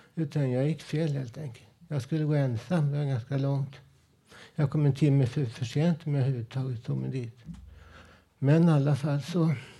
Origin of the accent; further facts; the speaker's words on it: Stockholm, Stockholm County, Sweden; also born or lived in Husby / Blackeberg; min uppväxt ute i Vällingby med mina polare